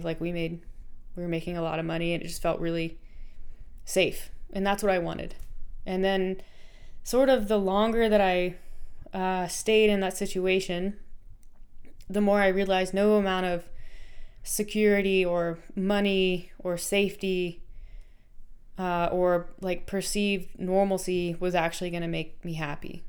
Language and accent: English; North Carolina, United States; I grew up in North Carolina.